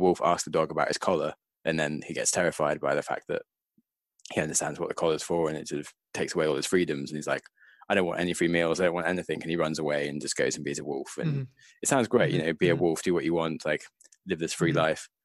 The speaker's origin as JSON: {"language": "English", "country": "United Kingdom", "said": "being British"}